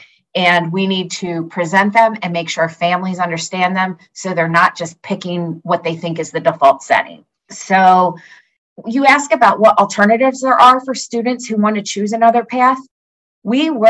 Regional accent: Pennsylvania, United States; I'm from Pennsylvania

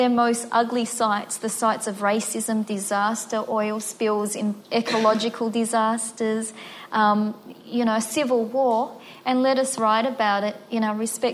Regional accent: Melbourne, Victoria, Australia; I grew up in Footscray and Braybrook, which is very working class.

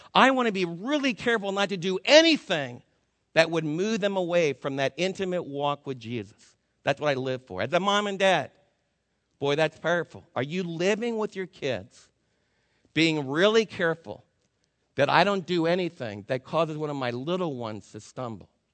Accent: United States; also born or lived in Florida; As an American

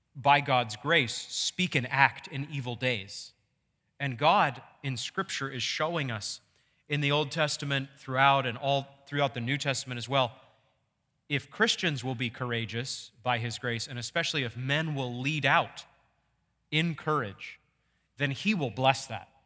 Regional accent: Maine, United States; when I was growing up in Maine

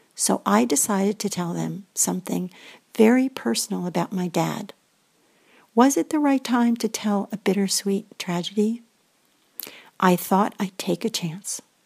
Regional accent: Greenwich, Connecticut, United States; I come from Greenwich, Connecticut, also known as the home of hedge funds, a very wealthy town.

